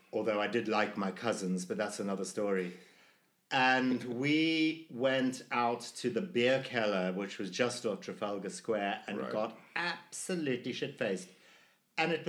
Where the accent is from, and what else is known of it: Zimbabwe; born or raised there; also born or lived in London; now in Hong Kong